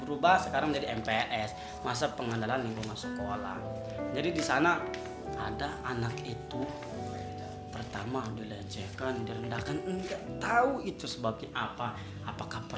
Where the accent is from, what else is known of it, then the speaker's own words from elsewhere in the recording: Bandung, West Java, Indonesia; ditanya orang mana sih saya jawab orang Bandung